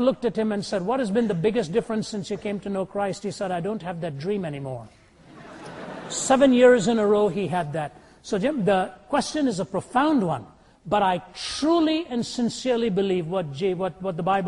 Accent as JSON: {"language": "English", "country": "India", "tie": "born or raised there", "moved": "yes", "said": "Born and raised in India"}